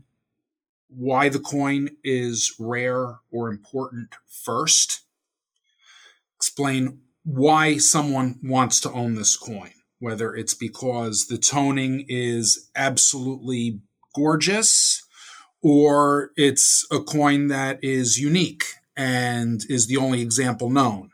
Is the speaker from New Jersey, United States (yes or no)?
yes; Hillsdale, New Jersey, United States; I come from Hillsdale, New Jersey, which is a small town in northern Bergen County